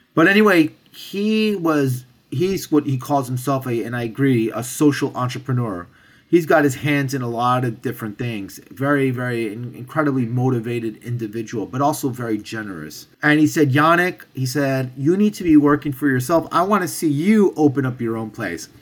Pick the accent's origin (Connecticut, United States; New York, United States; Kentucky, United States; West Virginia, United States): New York, United States; I'm born and raised in New York. Both of my parents are from France